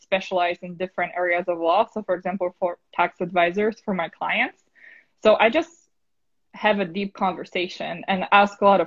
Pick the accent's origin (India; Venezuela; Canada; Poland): Poland; English is a second language; now in New York, United States; I'm originally from Poland